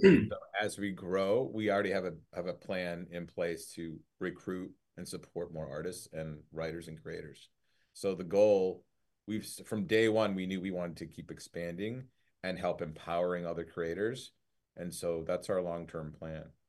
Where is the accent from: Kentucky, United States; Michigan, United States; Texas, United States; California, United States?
Michigan, United States; Detroit; my dad is Lebanese and my mom's, like, from Ohio. And growing up in Detroit